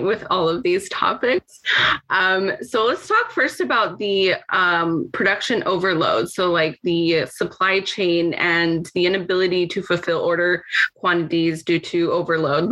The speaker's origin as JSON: {"language": "English", "country": "Mexico", "tie": "born or raised there", "moved": "yes", "said": "when I grew up in Mexico in a very poverty heavy environment"}